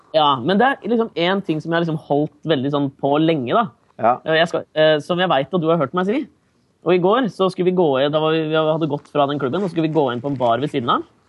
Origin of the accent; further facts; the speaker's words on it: Norway; now in New York, United States; jeg er fra Norge